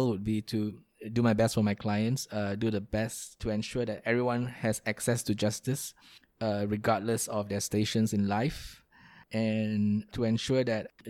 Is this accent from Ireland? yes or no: no; Kuantan, Pahang, Malaysia; I grew up in a small town in Malaysia called Kuantan. That is still home to me